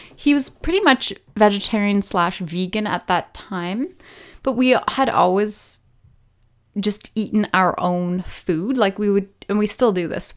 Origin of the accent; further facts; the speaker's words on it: British Columbia, Canada; I was born in Canada, on the west coast of Canada, so in British Columbia, to a relatively somewhat normal family.